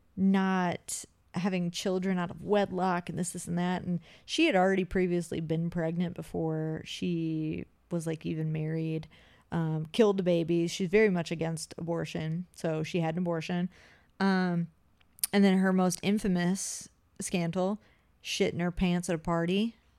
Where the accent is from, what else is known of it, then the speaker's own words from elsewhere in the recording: Appalachia, United States; I'm from the Appalachia